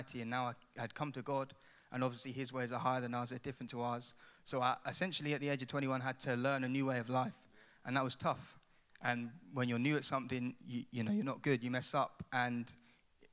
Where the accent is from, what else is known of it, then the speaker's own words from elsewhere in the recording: Ipswich, East of England, United Kingdom; moved away as an adult; now in Coventry, United Kingdom; I've got a bit of an accent, so I'm not from Cov. I'm actually from a place called Ipswich